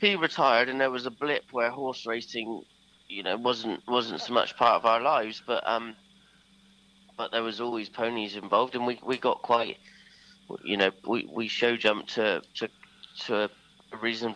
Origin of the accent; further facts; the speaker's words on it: Sherborne, South West England, United Kingdom; also born or lived in Milborne Port; We were living at Melbourne Port at the time, but I was born in Sherborne